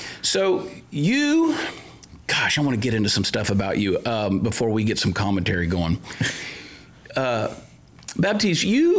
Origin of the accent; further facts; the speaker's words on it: Georgia, United States; accent: Southern; moved away as an adult; now in Texas, United States; I grew up in Georgia. That's the deep south of the U.S., of course, and then came to Texas about 21 years ago.